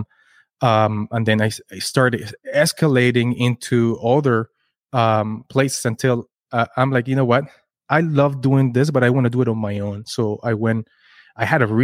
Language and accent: English; Kitchener, Ontario, Canada; We're from Kitchener, Waterloo